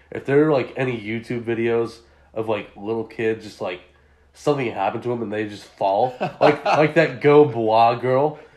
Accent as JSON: {"language": "English", "area": "Deer Valley", "region": "California", "country": "United States", "tie": "born or raised there", "said": "Well, I gotta rep my hometown, Deer Valley."}